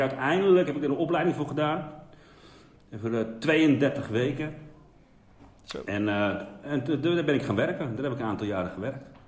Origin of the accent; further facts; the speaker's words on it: Wormerveer, North Holland, Netherlands; ik kom uit de Zaanstreek. Um, daar, ja, Wormerveer, daar ben ik geboren